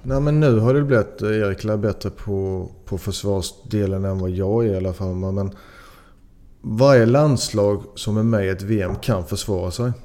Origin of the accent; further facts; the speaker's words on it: Sweden; now in Belgium; jag är, jag är 100% svensk